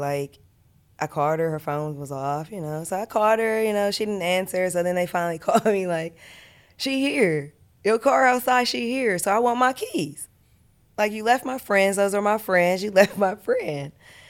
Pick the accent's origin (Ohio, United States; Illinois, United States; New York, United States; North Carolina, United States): Ohio, United States; Columbus; We're from the same neighborhood, too. We're both from Columbus, Northside.